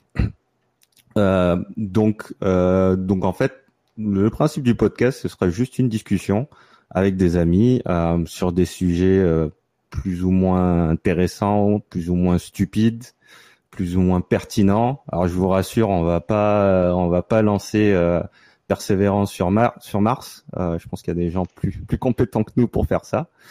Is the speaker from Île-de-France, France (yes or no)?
no; Gardanne, Provence-Alpes-Côte d'Azur, France; moved away as an adult; also born or lived in Paris / Montreal; now in New York, United States; je viens d'une petite ville à côté de Marseille qui s'appelle Gardanne. Euh, j'ai fait mes, les 20 premières années de ma vie euh, dans la région